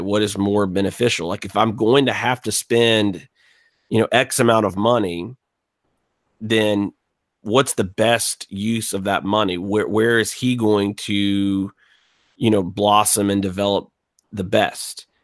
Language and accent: English; Gulf Coast, South Alabama, United States; I grew up on the Gulf Coast in South Alabama, two hours east of New Orleans.